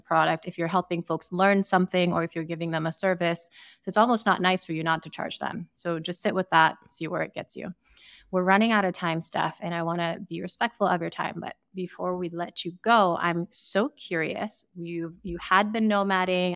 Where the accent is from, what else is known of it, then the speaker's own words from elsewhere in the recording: Sierra Leone; also born or lived in Boston / San Francisco / New York City; now in Austin, United States; I grew up in Sierra Leone, I would spend summers in Ukraine